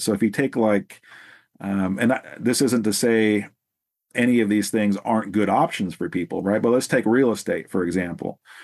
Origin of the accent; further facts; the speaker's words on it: Salem, Oregon, United States; I'm from the West Coast here in Salem, Oregon, in the Pacific Northwest, and that's where I've pretty much been my whole life